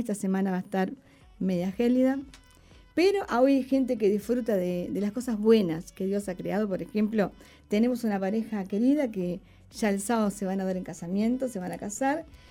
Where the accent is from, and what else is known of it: Uruguay